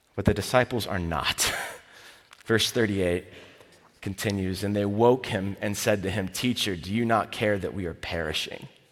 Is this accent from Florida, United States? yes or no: yes; Florida, United States; I'm from Florida.